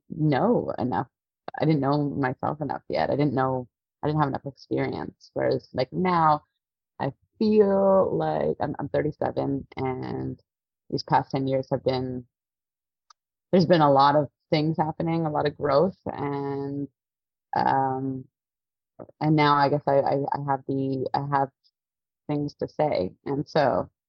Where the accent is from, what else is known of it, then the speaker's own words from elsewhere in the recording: Toronto, Ontario, Canada; also born or lived in Halifax; I'm born and raised in Toronto. I grew up in like North York area.